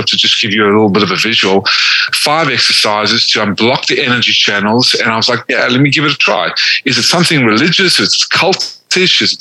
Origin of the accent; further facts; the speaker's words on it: South Africa; also born or lived in Atlanta, Georgia, United States; now in United States; The only reason I was born in South Africa is because my family that was slaughtered in the Holocaust in Lithuania and Hungary, what was left of them fled to South Africa. I was born. And then I moved to America, into Atlanta, Georgia, in the South.